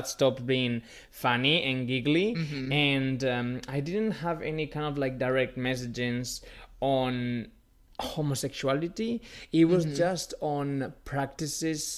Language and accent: English; Spain; now in United States; I dressed up as Cruella de Vil growing up in Carnival, and because it's a big thing in Spain in February